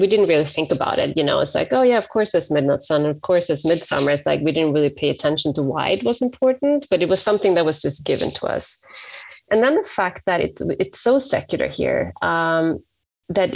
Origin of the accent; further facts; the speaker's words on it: Sweden; moved away as an adult; now in San Francisco, United States; I'm from Sweden, and I transitioned over to the States 20 years ago. I live in San Francisco